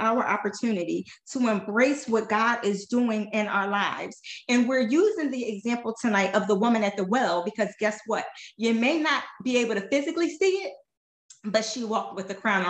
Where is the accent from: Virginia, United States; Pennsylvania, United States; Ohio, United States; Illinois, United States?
Pennsylvania, United States; Philadelphia; now in Florida, United States; I am from West Philadelphia